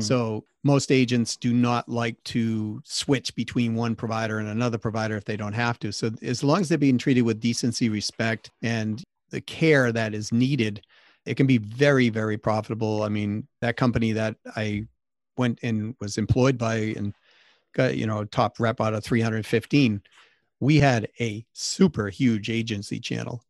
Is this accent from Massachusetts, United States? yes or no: yes; Massachusetts, United States; I grew up in Massachusetts